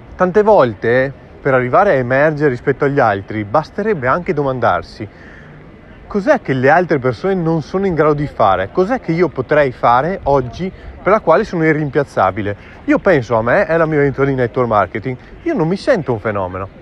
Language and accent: Italian; Verona, Veneto, Italy; sono davanti all'Arena di Verona, la mia città natale